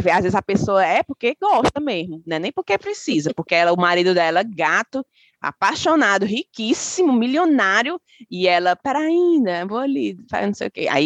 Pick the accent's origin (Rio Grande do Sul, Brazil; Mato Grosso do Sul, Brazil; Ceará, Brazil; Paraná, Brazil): Ceará, Brazil; A que somos cearense, para pro nosso lado.